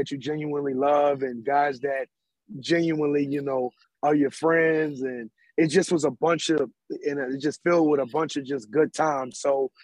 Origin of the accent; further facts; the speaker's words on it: New Orleans, Louisiana, United States; I'm originally from the 7 Ward. You know, if we talking wards and we talking locations in New Orleans, I'm from the 7 Ward.